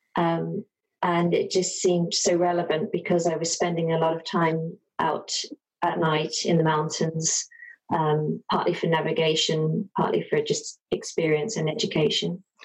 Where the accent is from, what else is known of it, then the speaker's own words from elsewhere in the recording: London, United Kingdom; moved away as an adult; also born or lived in Dublin / west of Ireland; now in Ireland; I'm from London originally.